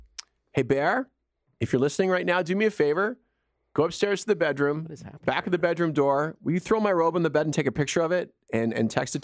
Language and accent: English; Edmonton, Alberta, Canada; also born or lived in Nova Scotia; When I was a kid, I grew up in Edmonton. I was born in Nova Scotia, but I grew up in Edmonton.